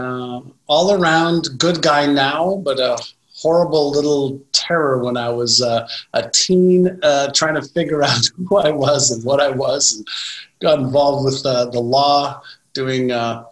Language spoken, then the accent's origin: English; Montreal, Quebec, Canada; English is a second language; also born or lived in Israel; When I moved from Israel to Montreal at 5 and a half, I was in kindergarten in Israel, went to grade one when I got to Montreal.